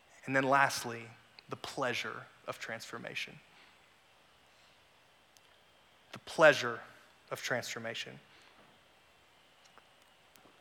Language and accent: English; Raleigh, North Carolina, United States; now in South Carolina, United States; I'm originally from Raleigh, North Carolina, I had a really bad speech impediment as a kid